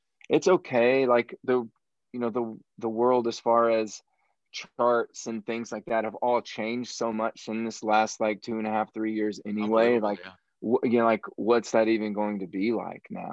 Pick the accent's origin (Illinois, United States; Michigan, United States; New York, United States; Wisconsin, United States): Illinois, United States; southern; moved away as an adult; also born or lived in Kentucky; now in Nashville, United States; I'm from Illinois originally. I'm from the southern part of Illinois. Like, I grew up out in the country, very rural area.